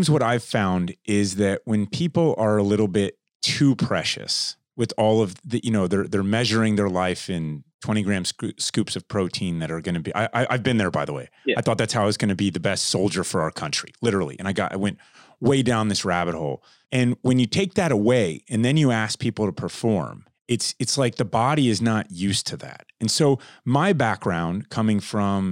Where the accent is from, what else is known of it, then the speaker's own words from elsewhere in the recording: Florida, United States; I grew up in Florida in the summers outside a lot.